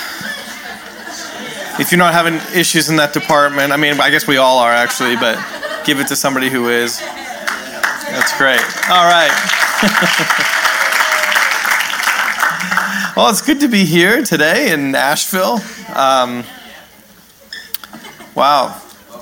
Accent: Canada; also born or lived in New York, United States; now in California, United States; I'm actually a Canadian

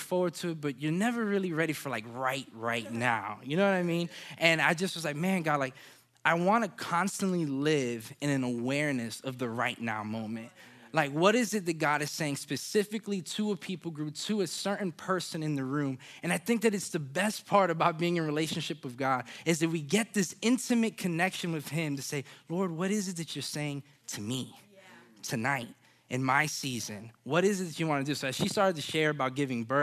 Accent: Orlando, Florida, United States; I'm from Orlando, so Disney World, it's kind of in you

